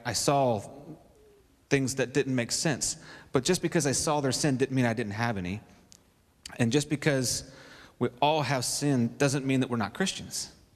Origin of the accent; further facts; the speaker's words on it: Kentucky, United States; when I was real little, I was raised in Kentucky, way back up in the mountains and the hills.